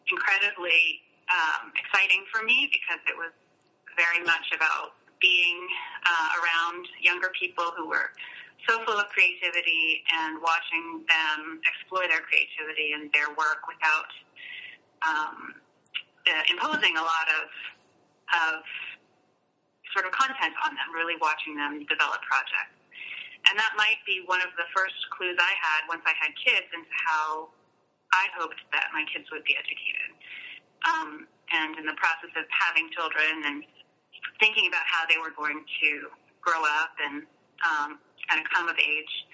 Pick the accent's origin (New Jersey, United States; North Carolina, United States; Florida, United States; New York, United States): North Carolina, United States; Asheville; I grew up in Asheville, North Carolina